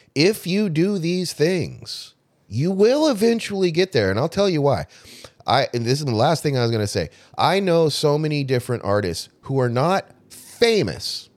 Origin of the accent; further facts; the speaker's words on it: Southern California, United States; I grew up in Southern California, you know, L A, Hollywoods out there